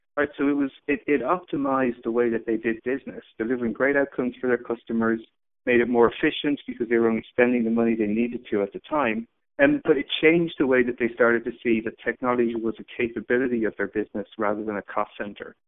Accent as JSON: {"language": "English", "country": "Ireland", "tie": "born or raised there", "also_born_or_lived": "San Francisco", "moved": "as an adult", "said": "I grew up in Ireland."}